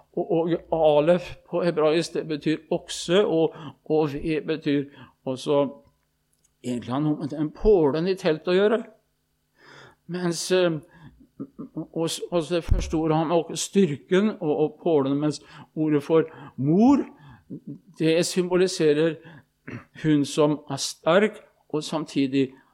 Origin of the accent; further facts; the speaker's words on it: Østfold, Norway; hjemme i Østfold